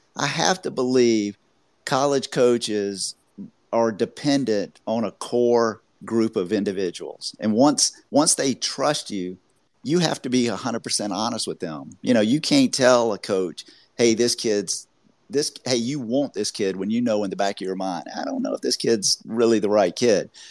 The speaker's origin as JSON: {"language": "English", "town": "Augusta", "region": "Georgia", "country": "United States", "said": "I'm from the South too. I'm from Augusta, Georgia."}